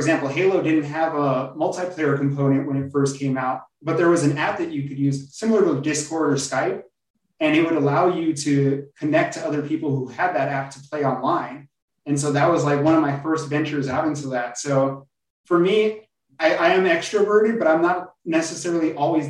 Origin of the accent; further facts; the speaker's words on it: Covina, California, United States; I grew up in a little town in Southern California called Covina.